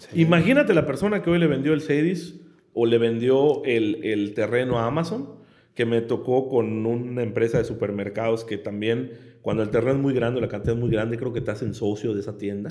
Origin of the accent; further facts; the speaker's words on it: Yucatán, Mexico; yo soy yucateco